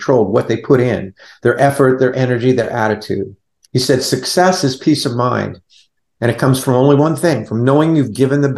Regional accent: Southern California, United States; now in Barboursville, Virginia, United States; I grew up in Southern California. I was a Valley boy

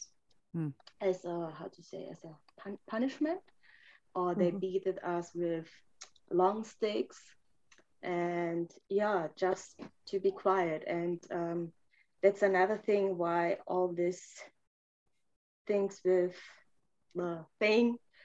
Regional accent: Germany; English is a second language; also born or lived in Romania / Reading, United States; I was born in Romania and I grew up in Romania I was born in 88, so you can count how old I am. And I moved when I was 7.5 to Germany.

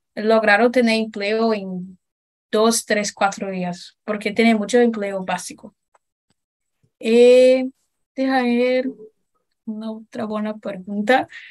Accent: Brazil; Spanish is a second language; yo me considero brasileña porque pertenezco a Brasil, nací acá.

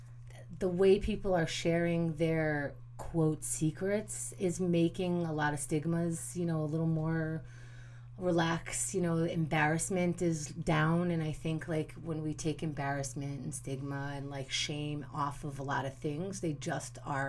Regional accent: New York City, New York, United States; also born or lived in Israel; I was born in Israel, and I grew up in Queens since I was 4.

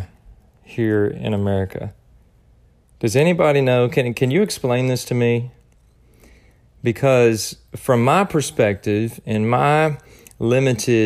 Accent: United States; being an American

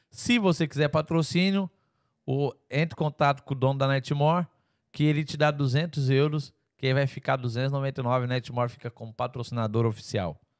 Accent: Teófilo Otoni, Minas Gerais, Brazil; Sou de Teoflotone.

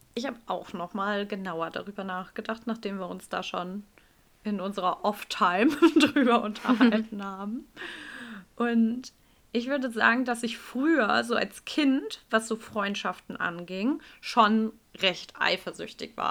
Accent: Hamburg, Germany; bei uns in Hamburg

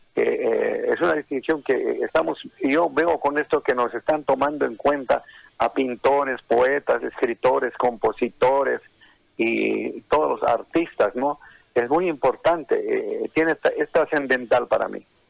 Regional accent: Oruro, Bolivia; accent: colla; now in Santa Cruz, Bolivia; mi acento netamente colla, ¿no? y me siento orgulloso de, de, de, ser orureño

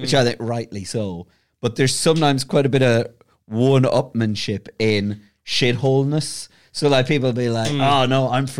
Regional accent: Mayo, Connacht, Ireland; moved away; I'm a Mayo man. I'm a proper southern Mayo

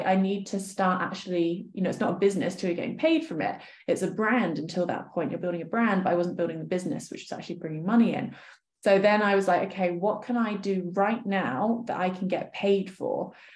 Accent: Poole, South West England, United Kingdom; I grew up in Dorset

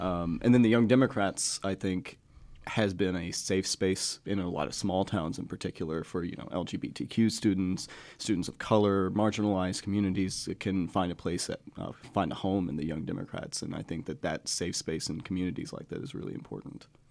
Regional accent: Gravette, Arkansas, United States; also born or lived in Bentonville, Arkansas; I was born in Gravett, uh, and then I lived in Bentonville until I was ten, and then I moved back in two thousand eight in the fourth grade

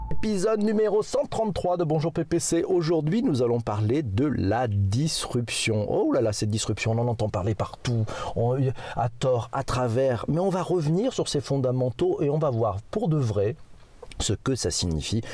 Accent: France; chez nous, en France

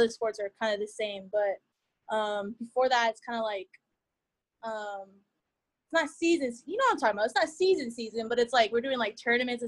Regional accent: Garden Grove, California, United States; I'm born and raised in Garden Grove, California. So SoCal girl all the way.

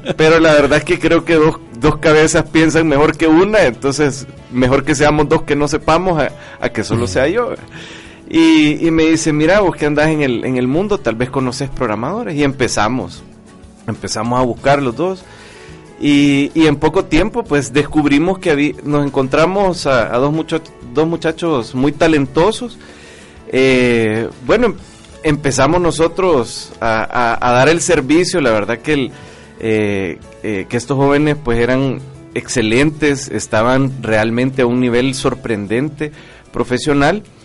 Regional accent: El Salvador; como salvadoreños

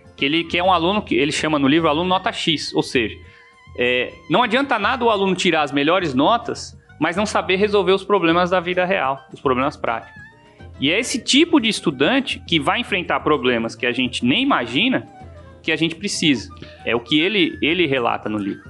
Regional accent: São Paulo, Brazil; now in Mossoró, Brazil; eu sou paulista de nascimento e moçoroense de coração

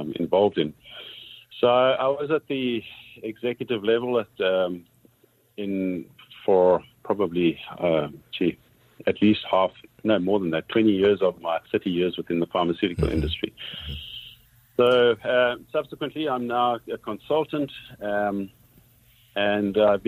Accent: South Africa; moved away as an adult; now in Canada; I'm originally from South Africa.

